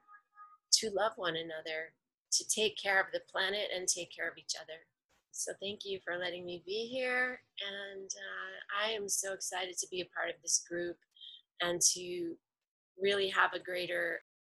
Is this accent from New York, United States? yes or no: yes; New York City, New York, United States; I am a native New Yorker